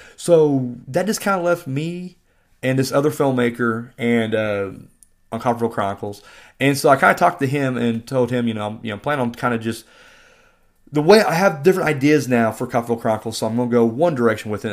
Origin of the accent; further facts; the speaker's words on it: Bedford, Indiana, United States; I'm from Bedford, Indiana